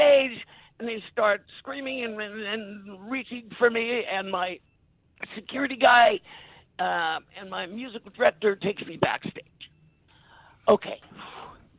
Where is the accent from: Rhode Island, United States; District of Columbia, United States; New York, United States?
New York, United States; New York City; I was born and raised in New York City, I was really comfortable there